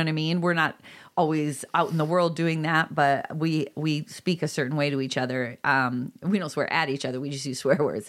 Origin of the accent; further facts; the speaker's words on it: Illinois, United States; I'm from Illinois, but right this Midwestern area